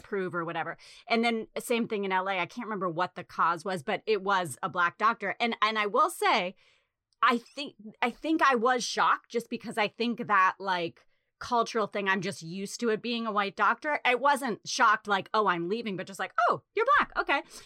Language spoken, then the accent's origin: English; New England, United States; moved away; also born or lived in Chicago / Los Angeles; growing up in New England